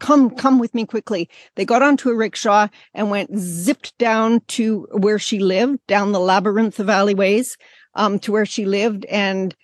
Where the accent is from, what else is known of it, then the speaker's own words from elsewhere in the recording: Canada; moved away as an adult; also born or lived in Bangladesh; as a Canadian